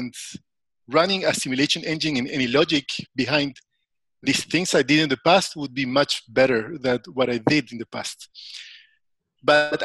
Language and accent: English; Chile; also born or lived in United States; I was born in the US, raised by a German family in Chile. So I feel Chilean.